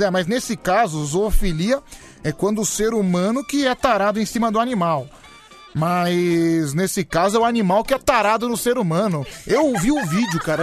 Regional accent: Brazil; eu sou brasileiro

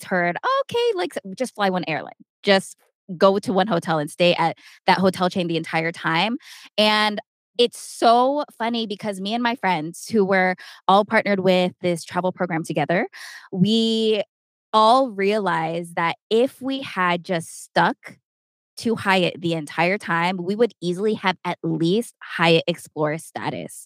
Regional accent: San Diego, California, United States; moved away as an adult; now in Las Vegas, United States; we're from San Diego, we live right next to the border

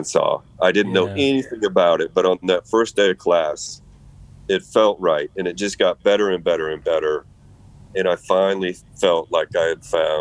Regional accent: Iowa, United States; I'm from Iowa

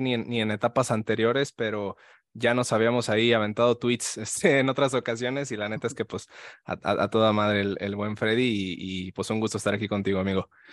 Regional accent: León, Guanajuato, Mexico; yo soy de León, Guanajuato

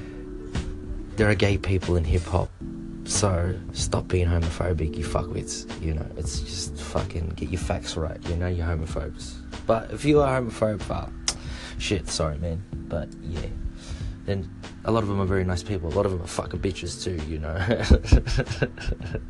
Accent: Australia; also born or lived in Philippines (ancestry); now in Japan; I'm from Australia, for those of you who don't know. I'm Filipino Australian, so my roots are from the Philippines.

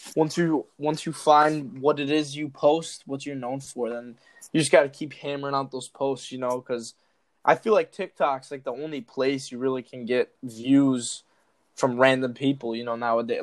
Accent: Chicago, Illinois, United States; I'm from Chicago

